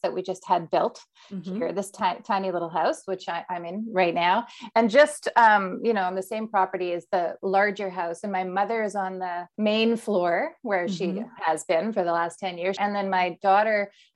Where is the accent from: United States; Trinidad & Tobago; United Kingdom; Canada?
Canada; also born or lived in Winnipeg, Canada; now in Toronto, Canada; I grew up in a conservative Mennonite community, the first Mennonite settlements, or at least one of the first here in Canada